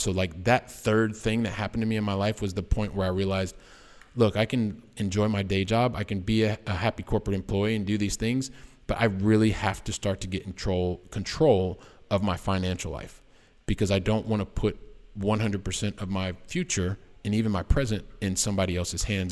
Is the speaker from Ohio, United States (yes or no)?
yes; Columbus, Ohio, United States; moved away as an adult; also born or lived in Oxford, Ohio; now in Barcelona, Spain; I am a guy from the Midwest, from uh, the wonderful state of Ohio, so from Columbus, Ohio